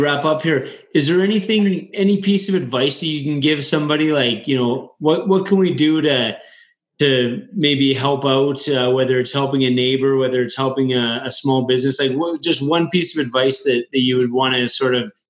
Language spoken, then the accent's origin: English; Red Deer, Alberta, Canada; I grew up in Red Deer